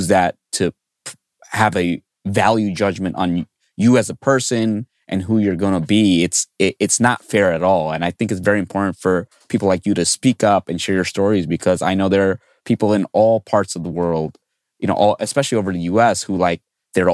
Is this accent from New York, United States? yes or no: yes; New York City, New York, United States; I grew up in New York City